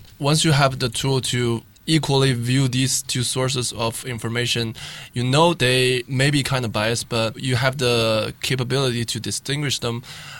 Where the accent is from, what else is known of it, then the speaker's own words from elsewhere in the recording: Shanghai, China; also born or lived in Los Angeles, United States / Guangzhou; I'm from Shanghai, and then yeah, go to UCLA for college and then come back.